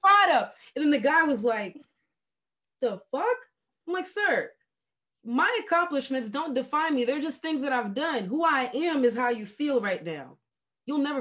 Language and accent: English; Haiti; English is a second language; now in United States; I grew up in Haiti